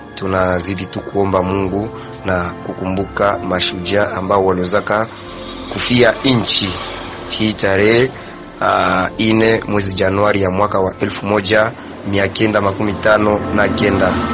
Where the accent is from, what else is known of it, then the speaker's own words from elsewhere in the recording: Kamanyola, South Kivu, DR Congo; Toka diara Congo, Kamanyola, tarafani Walungu